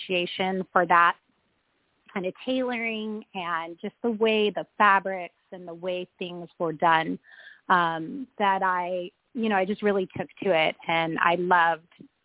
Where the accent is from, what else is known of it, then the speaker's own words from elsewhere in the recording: Palm Springs, California, United States; I was born and raised in Palm Springs